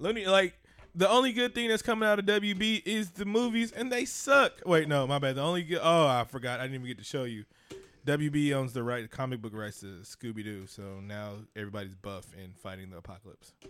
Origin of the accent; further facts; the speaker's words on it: Oakland, California, United States; I grew up in East Oakland